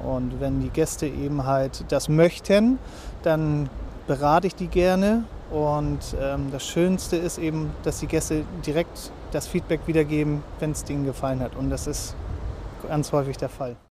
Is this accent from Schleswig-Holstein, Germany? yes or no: yes; Lübeck, Schleswig-Holstein, Germany; moved away as an adult; now in Fehmarn, Germany; Ich bin gebürtiger Lübecker